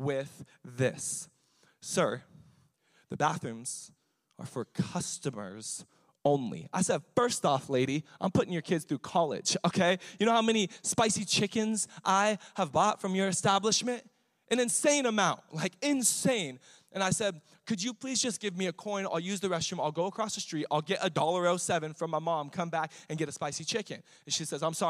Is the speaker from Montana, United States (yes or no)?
no; Riverside, California, United States; I grew up in East Riverside